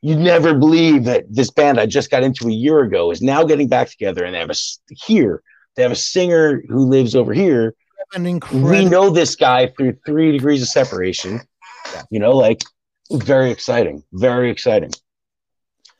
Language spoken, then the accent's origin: English; Westwood, New Jersey, United States; moved away as an adult; now in Tennessee, United States; I grew up in Westwood, New Jersey.